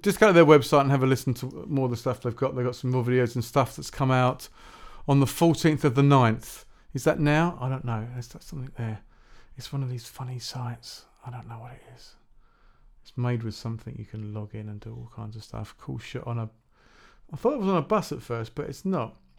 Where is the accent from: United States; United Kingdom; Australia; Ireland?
United Kingdom; Shepperton, South East England; I grew up in Shepperton, uh, which is not far from Staines.